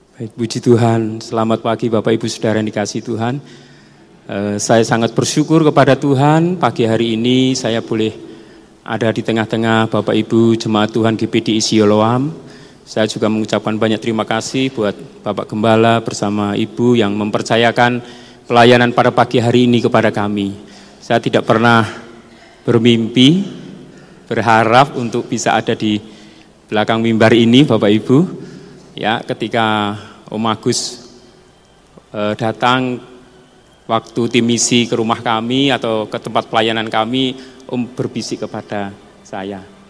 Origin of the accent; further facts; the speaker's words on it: Salatiga, Central Java, Indonesia; also born or lived in Pulutan / Bawen; saya dibesarkan di tengah-tengah, eh, kehidupan di asrama, di Pondok Diakonia yang sekarang ada di Bawen